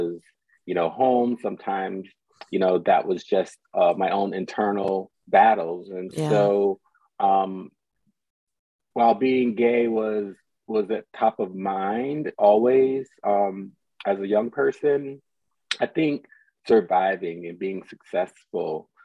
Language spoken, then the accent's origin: English; Southeastern North Carolina, United States; born or raised there; also born or lived in Clinton, North Carolina / New Jersey; now in Brooklyn, United States